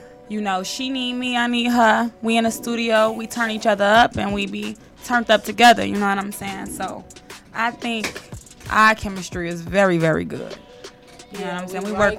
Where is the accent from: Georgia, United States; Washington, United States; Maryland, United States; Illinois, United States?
Illinois, United States; Chicago; I'm from Jeffrey Manor, 95th Street to be exact. A little block called Van Vlissingen.